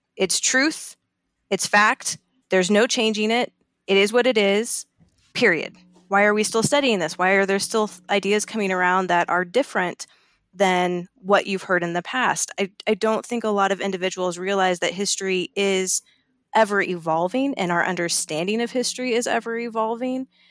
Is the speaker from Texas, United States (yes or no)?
no; Colorado, United States; I'm from Colorado